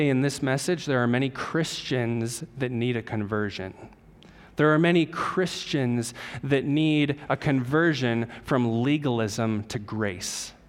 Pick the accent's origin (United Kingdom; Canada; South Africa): Canada; We're Gentiles. We're Canadian